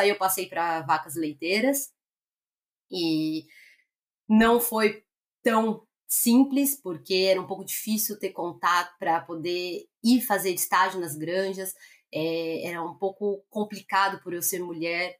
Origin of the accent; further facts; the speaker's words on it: Greater São Paulo, Brazil; moved away as an adult; also born or lived in Londrina; eu sou nascida e criada em São Paulo, Grande São Paulo